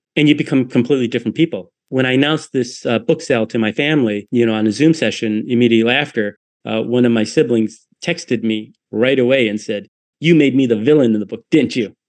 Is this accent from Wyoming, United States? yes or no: no; Detroit, Michigan, United States; born or raised there